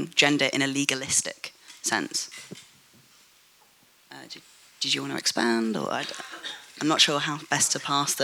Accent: London, United Kingdom; I'm white British, and I was born in London

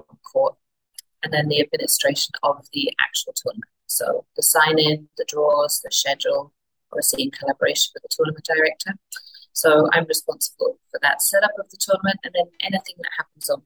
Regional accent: Wimbledon, London, United Kingdom; moved away as an adult; now in British Columbia, Canada; I grew up in Wimbledon

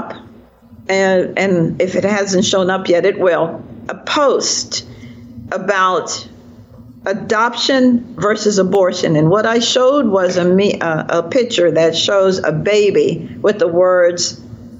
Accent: Jamaica; now in Virginia, United States; I'm a Jamaican in exile, and I'm now a product of America

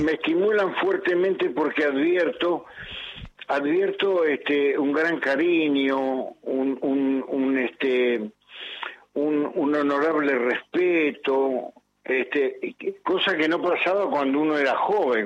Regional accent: Buenos Aires, Argentina; also born or lived in Montevideo, Uruguay; soy un porteño nacido en Montevideo

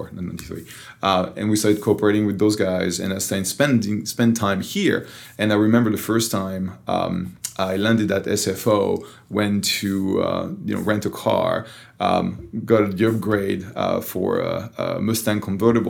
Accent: Tours, Centre-Val de Loire, France; accent: French; first language French; English is a second language; moved away as an adult; now in Silicon Valley, United States; So I was born, raised, and educated in France. You know, I still have the French accent

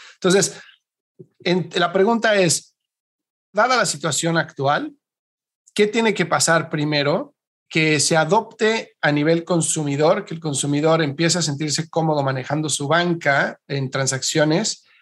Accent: Mexico; yo soy mexicano

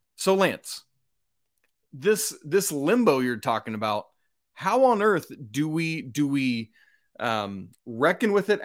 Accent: Atlanta, Georgia, United States; I'm from the Atlanta area, so I played Wheeler High School when I was coming up.

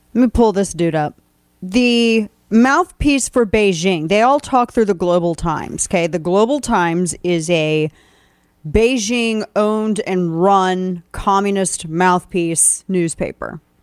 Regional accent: Missouri, United States; my home state of Missouri

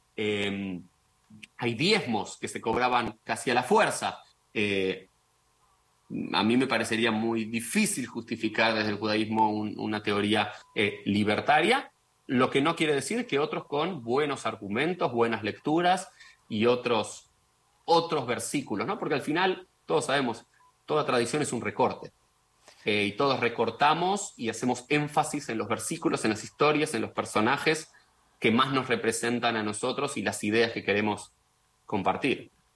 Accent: Argentina; como judío, como argentino, como sionista

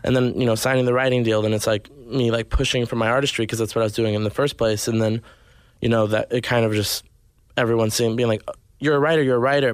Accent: Arkansas, United States; born or raised there; also born or lived in Nashville, Tennessee; now in Los Angeles, United States

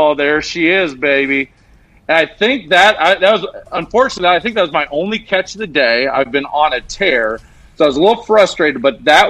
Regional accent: Iowa, United States; I'm from Iowa

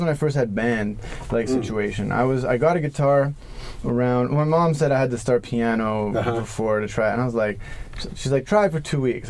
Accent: New York, United States; And keep in mind, I grew up in New York between 91 and 94, so I didn't like know any of this stuff about.

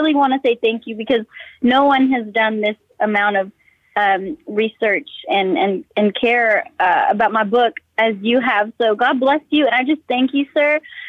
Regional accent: Texas, United States; he gave me that chance to perform around my hometown and, you know, all over Texas.

